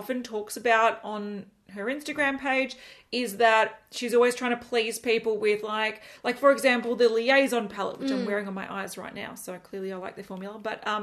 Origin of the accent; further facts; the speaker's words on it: Australia; We are from Australia